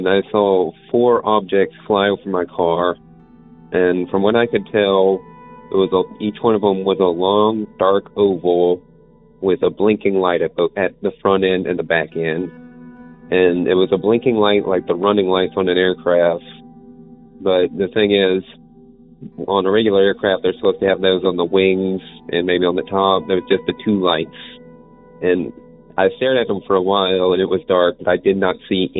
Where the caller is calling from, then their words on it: Houston, Texas, United States; I'm calling from Houston, Texas